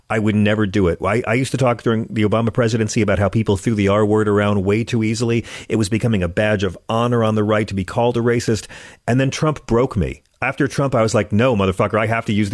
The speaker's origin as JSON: {"language": "English", "region": "Virginia", "country": "United States", "tie": "born or raised there", "said": "when I was growing up in Virginia, when I was a kid in Virginia"}